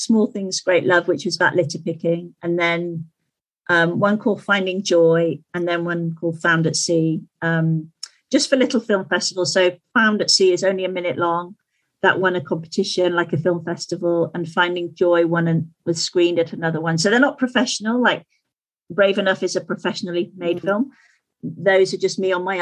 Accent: Skipton, Yorkshire and the Humber, United Kingdom; into Skipton, into my hometown

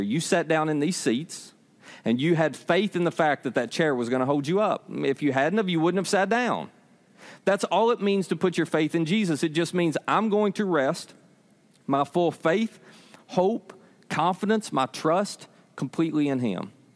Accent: United States; I was born in Hickman County.

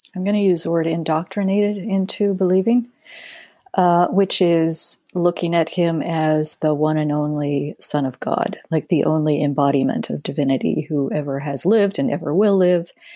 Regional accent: Denver, Colorado, United States; I grew up in Denver

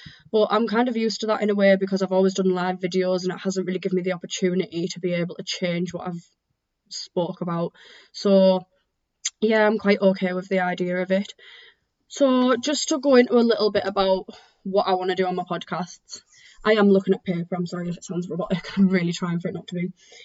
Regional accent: Teesside, North East England, United Kingdom; I am from Teesside.

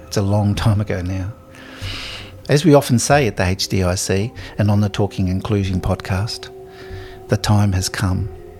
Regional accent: Australia; as an Australian, my constitution and our national flag offend me.

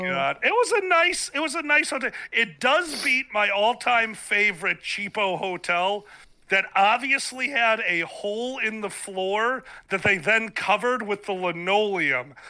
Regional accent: Chicago, Illinois, United States; down on the south side of Chicago, born and raised. I'm still here.

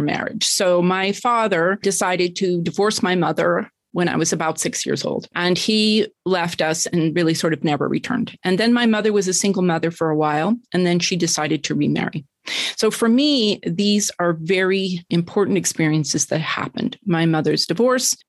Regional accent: Denver, Colorado, United States; moved away; also born or lived in New York City / Tucson; I was born in Denver, Colorado.

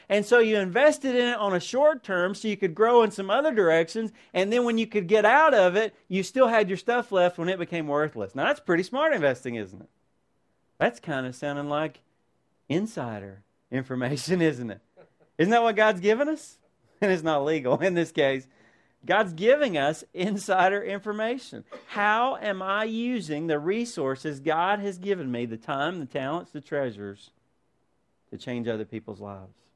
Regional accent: United States; as American Christians

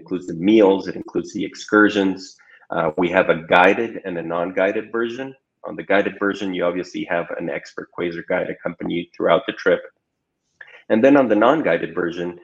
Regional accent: Ecuador; moved away as an adult; now in Chile; I'm originally from Ecuador

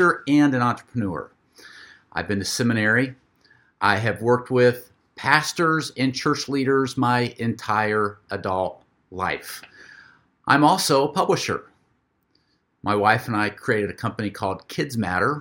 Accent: Florida, United States; here in my hometown

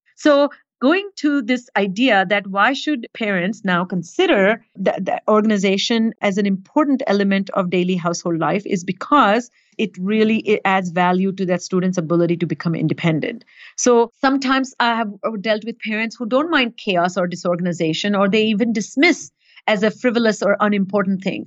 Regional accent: India; moved away; growing up in India

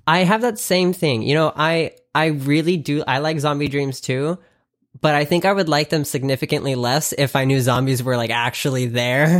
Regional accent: the South, United States; now in California, United States; I grew up in the South and, like, the South has manners

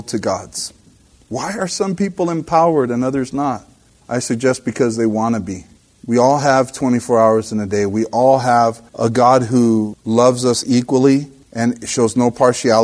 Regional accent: El Monte, California, United States; I'm from Monte, El Monte

